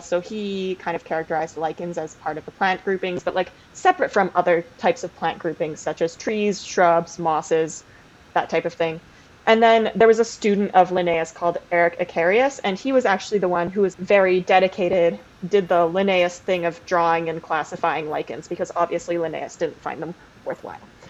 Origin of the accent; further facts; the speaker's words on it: Canada; I am Canadian